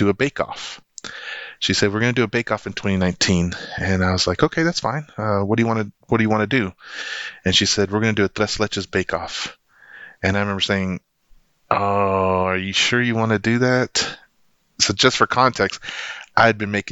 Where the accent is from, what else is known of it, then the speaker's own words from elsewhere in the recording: Lubbock, Texas, United States; It's back in my hometown, Lubbock, Texas